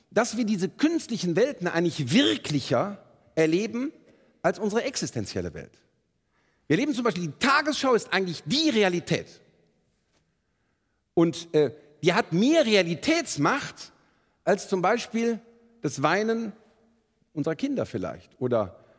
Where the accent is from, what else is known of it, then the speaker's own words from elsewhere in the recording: Bonn, North Rhine-Westphalia, Germany; born there; Ähm, ich bin in Bonn geboren, rechtsrheinisch in Beul, beginnt für uns die große Straße nach Moskau.